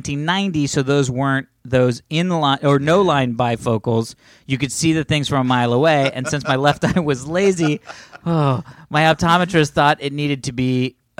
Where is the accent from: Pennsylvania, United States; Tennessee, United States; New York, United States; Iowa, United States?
Iowa, United States; accent: northern Minnesota; Now, I grew up in Iowa, but my mom's family is from northern Minnesota.